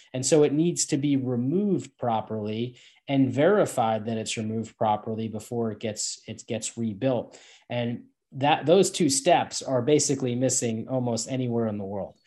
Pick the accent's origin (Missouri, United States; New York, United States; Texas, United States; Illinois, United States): New York, United States; Northeast United States, New York area, United States; I'm from the Northeast in the United States, uh, the New York area